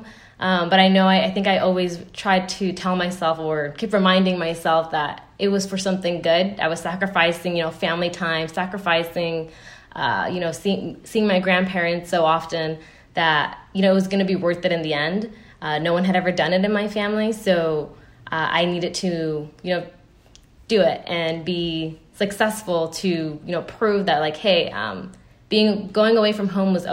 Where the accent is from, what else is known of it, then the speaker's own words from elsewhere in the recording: United States; me being American